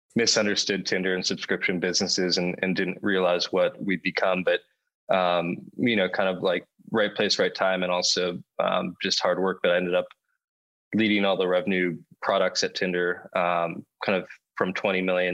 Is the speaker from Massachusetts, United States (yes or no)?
no; near Palo Alto, California, United States; also born or lived in Los Angeles, United States; I grew up 5 minutes from Palo Alto and 5 minutes from Sand Hill Road